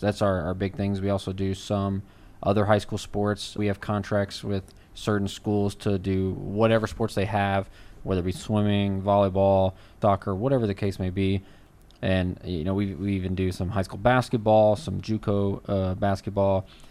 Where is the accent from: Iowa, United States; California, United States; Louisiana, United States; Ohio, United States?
Louisiana, United States; now in Texas, United States; I'm originally from Louisiana